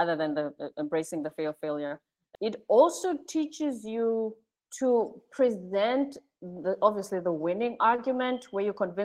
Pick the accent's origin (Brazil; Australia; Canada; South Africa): South Africa; when I was growing up, I'm South African